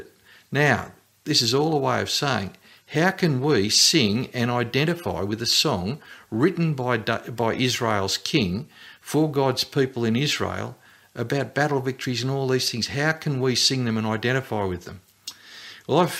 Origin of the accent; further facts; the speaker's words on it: Australia; as an Australian